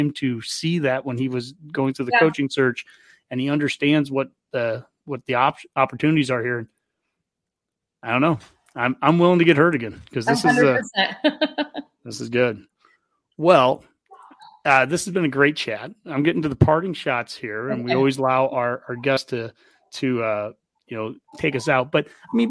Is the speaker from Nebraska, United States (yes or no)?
yes; Columbus, Nebraska, United States; also born or lived in Lincoln, Nebraska; growing up in Columbus, which I love Columbus, by the way, but growing up in Columbus, when I'd go to Omaha or Lincoln